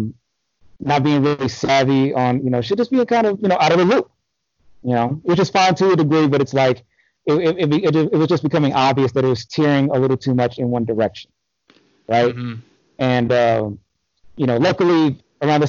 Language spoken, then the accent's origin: English; Los Angeles, California, United States; moved away as an adult; also born or lived in North Carolina; I'm from Los Angeles, different parts of Los Angeles. I've never lived in the city proper, but I've lived in various cities within the county.